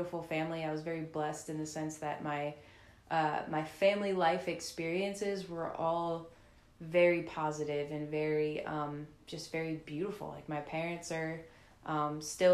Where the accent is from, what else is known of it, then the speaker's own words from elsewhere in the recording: New Orleans, Louisiana, United States; also born or lived in Slidell, Louisiana / Lafayette, Louisiana; So I grew up in New Orleans most of my life since I was five. My family moved to New Orleans when I was five from Slidell.